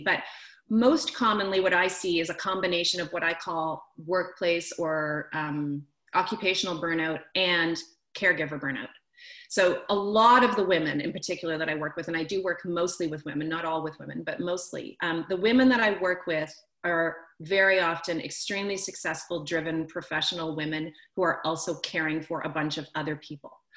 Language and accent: English; Canada; I'm from Canada, I moved back to the other side of the country where I'm from